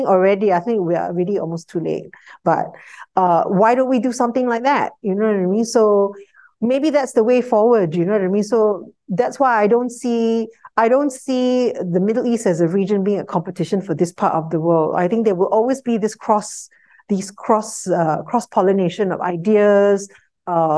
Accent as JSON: {"language": "English", "country": "Singapore", "said": "as a Singaporean"}